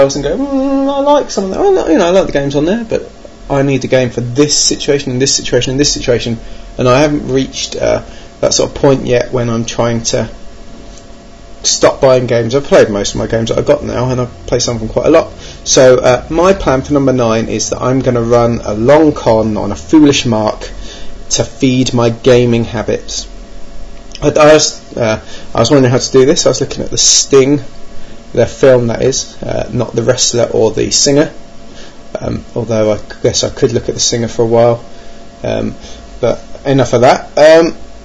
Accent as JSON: {"language": "English", "town": "Birmingham", "region": "West Midlands", "country": "United Kingdom", "tie": "born or raised there", "said": "2 were in my hometown"}